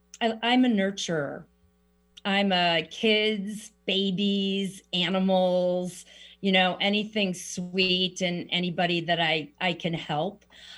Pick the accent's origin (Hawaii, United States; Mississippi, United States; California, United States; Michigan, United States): California, United States; East Bay, San Francisco Bay Area; I hail from the Bay Area, the East Bay of San Francisco.